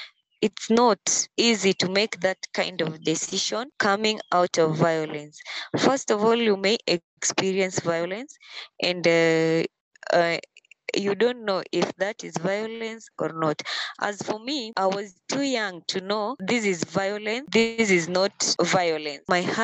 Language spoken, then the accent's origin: English; Kisumu County, Kenya; I come from Kenya, Kisumu County.